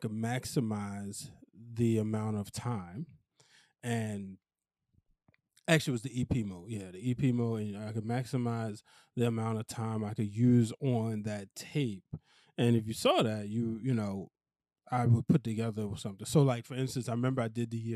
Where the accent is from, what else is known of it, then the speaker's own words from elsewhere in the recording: Baltimore, Maryland, United States; accent: Baltimore; my Baltimore accent